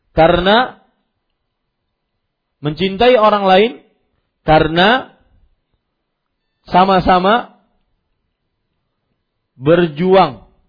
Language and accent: Indonesian; South Kalimantan, Indonesia; Kalau kita orang Banjar biasanya kalau bersumpah lillahi taala.